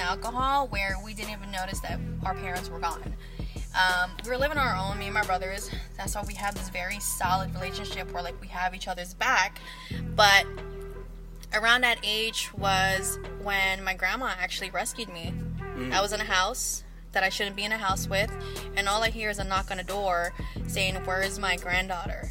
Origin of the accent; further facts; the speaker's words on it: San Francisco, California, United States; also born or lived in Daly City / Hayward; now in Antioch, United States; I was born and raised in San Francisco. Moved around the Bay Area a lot.